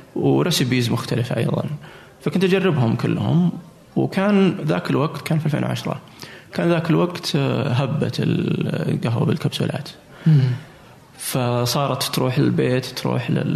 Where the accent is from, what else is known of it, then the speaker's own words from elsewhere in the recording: Saudi Arabia; عندنا في السعوديه وفي الخليج ايضا